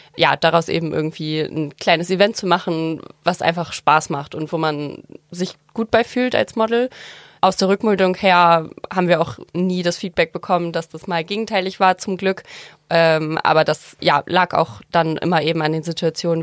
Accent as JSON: {"language": "German", "town": "Heide", "region": "Schleswig-Holstein", "country": "Germany", "said": "ich komme aus Heide"}